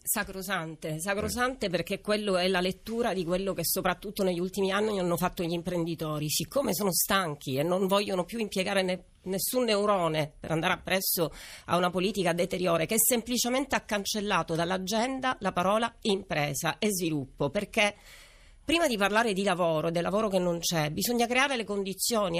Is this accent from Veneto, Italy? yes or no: no; Sicily, Italy; da siciliani